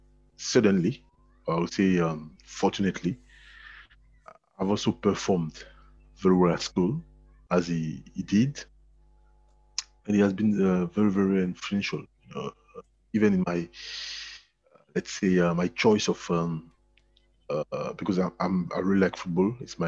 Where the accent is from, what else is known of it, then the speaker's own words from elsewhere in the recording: Côte d’Ivoire; now in France; Ivory Coast.